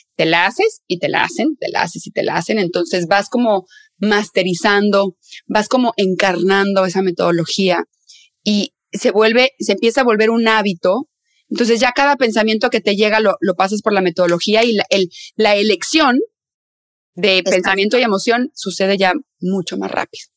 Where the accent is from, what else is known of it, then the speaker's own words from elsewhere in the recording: northern Mexico, Mexico; soy del norte de México, entonces ahí decimos tía